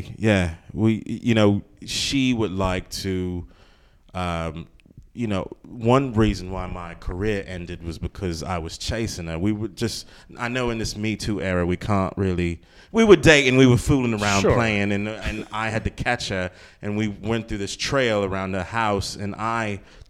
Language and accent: English; London, United Kingdom; I grew up in Peckham in southeast London